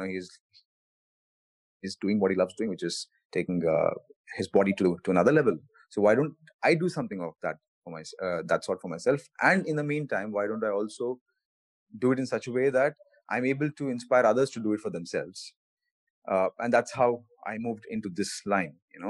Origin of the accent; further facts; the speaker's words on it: Bengaluru, Karnataka, India; I played badminton, tennis, cricket, and a bunch of other things as well growing up in Bangalore.